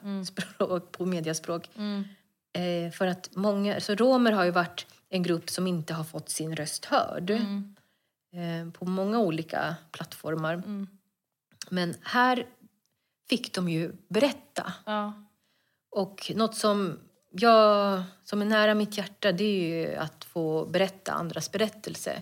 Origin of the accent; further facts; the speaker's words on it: Stockholm, Stockholm County, Sweden; also born or lived in Bredäng; jag är född och uppväxt i Stockholm.